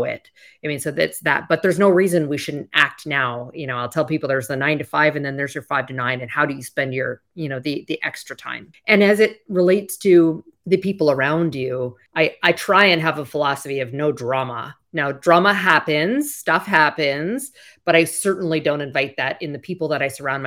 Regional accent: Canada; moved away; I'm originally from Canada

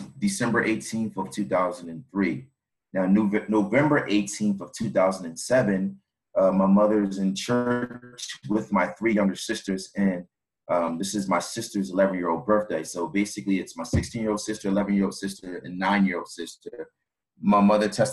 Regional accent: Philadelphia, Pennsylvania, United States; I'm from Philadelphia, born and raised in South Philadelphia.

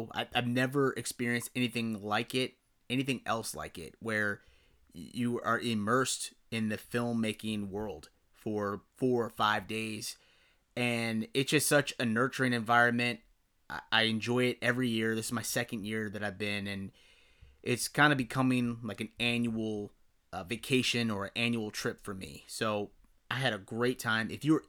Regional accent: Chicago, Illinois, United States; also born or lived in San Diego; now in Philadelphia, United States; I'm a Cubs fan. I'm from the Chicagoland area.

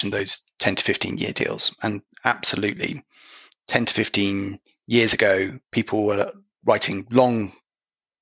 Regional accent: United Kingdom; accent: British; something you can tell from my accent

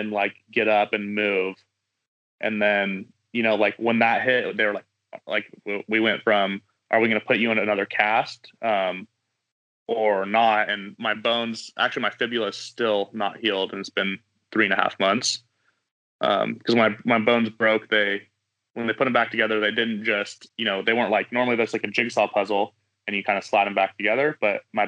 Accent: Kernville, California, United States; I grew up in Kernville, California, in the Southern Sierra

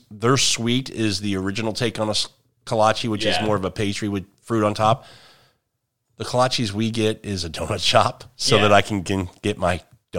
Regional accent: Midwest, United States; It's growing though, because I'm from the Midwest, Kansas City, St. Louis, and kolache factories are up there now.

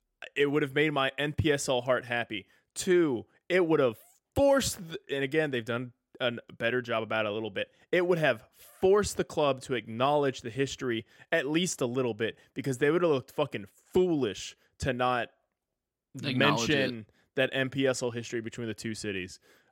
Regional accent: Tennessee, United States; also born or lived in Oklahoma; I'm technically not a Texan. My family is. I was born in Oklahoma and moved out of there as soon as possible, and have lived in Tennessee my entire life.

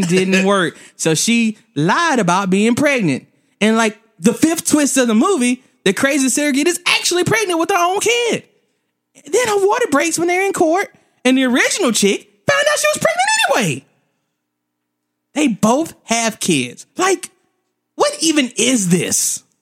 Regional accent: the South, United States; I'm from the South

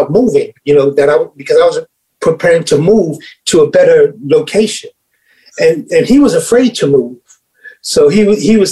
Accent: New York City, New York, United States; I'm from Spanish Harlem, you know, and coming from that location

